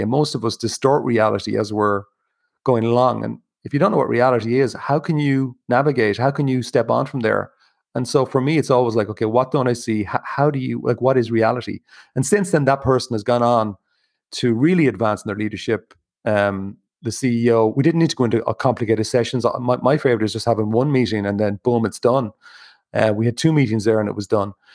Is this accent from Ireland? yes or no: yes; Ireland; growing up in Ireland